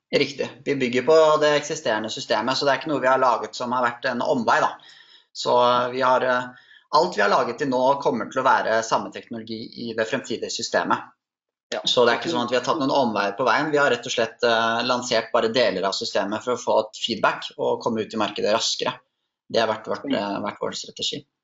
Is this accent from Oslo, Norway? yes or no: yes; Oslo, Norway; Jeg er 29 eh, år fra Oslo